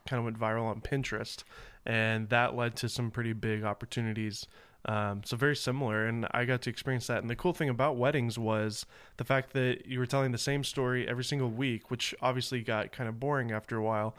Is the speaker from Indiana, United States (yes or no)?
no; Nashville, Tennessee, United States; moved away; And we're both Southern boys. I'm from Nashville